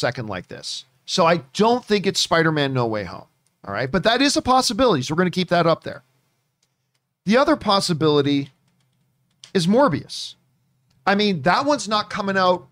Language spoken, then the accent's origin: English; Canada; I'm Canadian